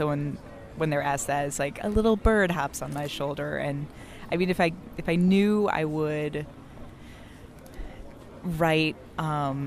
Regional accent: Michigan, United States; now in Chicago, United States; originally Michigan

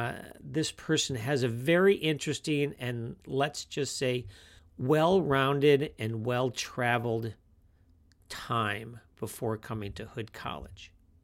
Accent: Rolling Meadows, Illinois, United States; I grew up in Rolling Meadows.

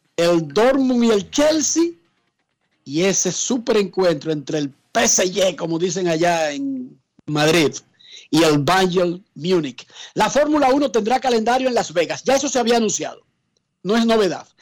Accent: Dominican Republic; como somos los dominicanos

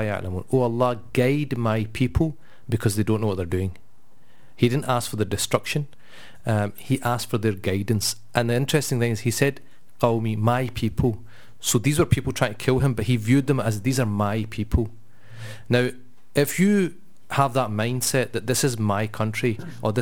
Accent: Scotland, United Kingdom; we're quite proud that we're Scottish and we kind of live in this place

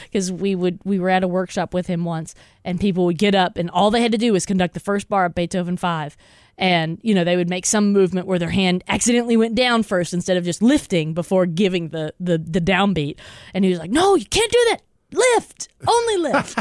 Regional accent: Texas, United States; I grew up in Texas

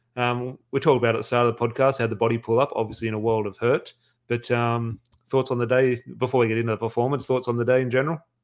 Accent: Australia; as an Australian fan

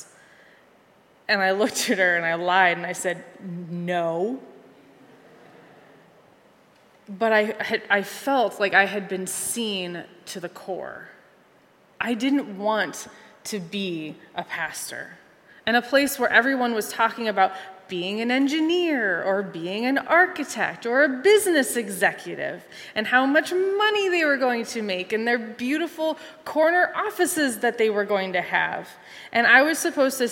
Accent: Conneaut, Ohio, United States; also born or lived in Cincinnati, Ohio; my hometown in Conneaut, Ohio

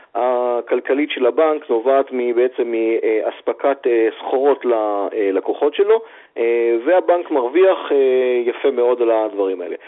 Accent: Israel; בתור ישראלים, יש לנו הרבה תכונות טובות

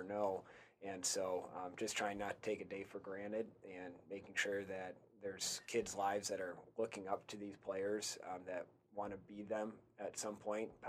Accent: Michigan, United States; we're both from Michigan

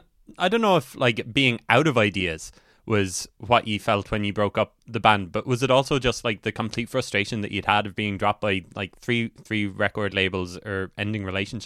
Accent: Cork, Munster, Ireland; I'm from Cork

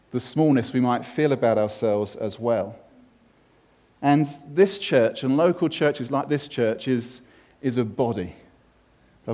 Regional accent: United Kingdom; I'm British and male

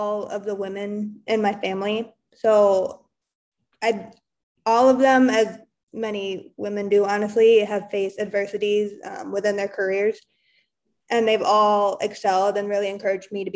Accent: West Michigan, United States; also born or lived in St. Joseph, Michigan / Kalamazoo, Michigan; I'm from West Michigan. So I lived in St. Joseph and Kalamazoo area

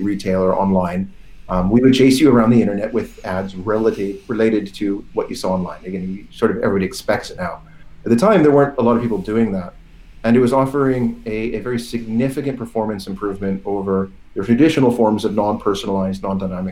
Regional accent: Portland, Oregon, United States; moved away as an adult; also born or lived in San Francisco; now in London, United Kingdom; I grew up in Portland, Oregon, and then moved in my early 20s down to San Francisco.

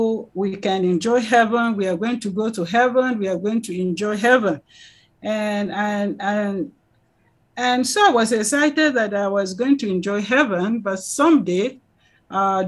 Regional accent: Miango, Plateau, Nigeria; now in Jos, Nigeria; I came from Miango to Jos. I live in Jos right now, but I'm Rigwe by tribe from the nation of Rigwe

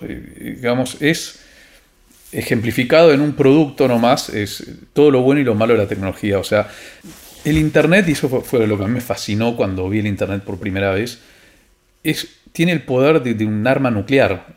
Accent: Argentina

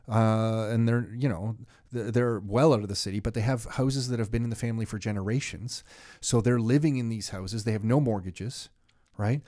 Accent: Canada; I'm so proud to be Canadian

